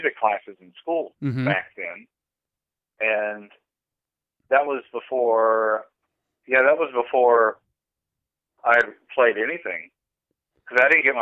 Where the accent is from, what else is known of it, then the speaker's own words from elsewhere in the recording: Longview, Texas, United States; moved away as an adult; also born or lived in Los Angeles; growing up in Longview, the Jehovah's Witnesses, they own the cable companies